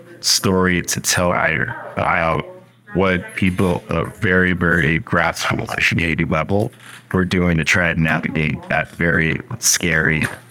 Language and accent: English; Bethesda, Maryland, United States; also born or lived in Washington, D.C.; I was born in D.C. I grew up in Bethesda, Maryland, which is not in the city, but it's not just city, but still inside. My brother grew up in the same place, but both of us grew up there.